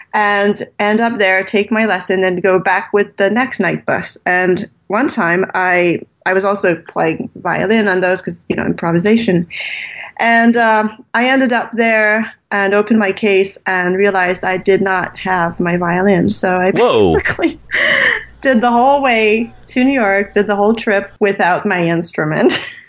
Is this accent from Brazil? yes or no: no; Canada; also born or lived in California; Well, first of all, I was born from French Canadians. My parents were actually from Montreal, and my father was doing a psychology degree in California at Berkeley. So I was born during that time. And they came back to Canada when I was 1.5.